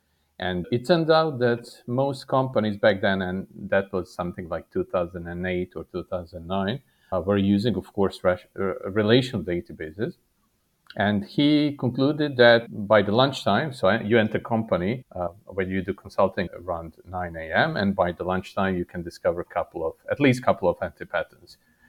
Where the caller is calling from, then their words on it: Serbia; I'm physically sitting in Serbia. For people less familiar with third world countries, this is south of Hungary and east from Croatia and Italy.